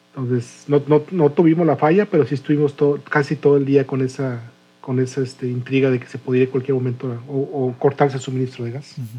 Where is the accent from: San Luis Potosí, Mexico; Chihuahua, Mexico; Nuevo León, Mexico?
Nuevo León, Mexico; Monterrey; como Regio que no había probado el frío de, menos 7 grados